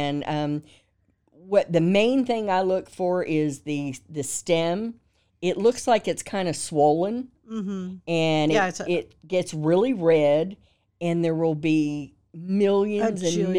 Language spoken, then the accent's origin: English; California, United States; now in Texas, United States